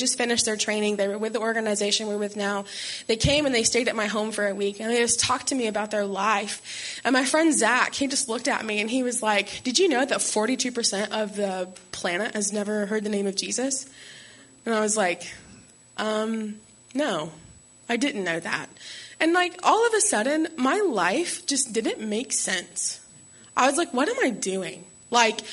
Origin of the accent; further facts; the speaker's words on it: Alabama, United States; moved away as an adult; also born or lived in Florida; I grew up in Alabama